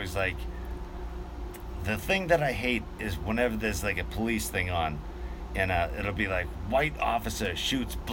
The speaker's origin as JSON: {"language": "English", "region": "Massachusetts", "country": "United States", "said": "I'm being from Massachusetts"}